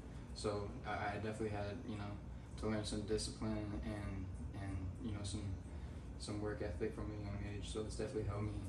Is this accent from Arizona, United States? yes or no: yes; Phoenix, Arizona, United States; moved away as an adult; also born or lived in St. Helens, Oregon; originally when I moved up here from Phoenix, I stayed up about a year up in the sticks in St. Helens, but I'm originally from Phoenix.